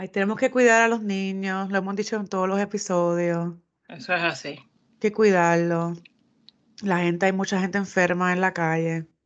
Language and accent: Spanish; Puerto Rico; somos los puertorriqueños.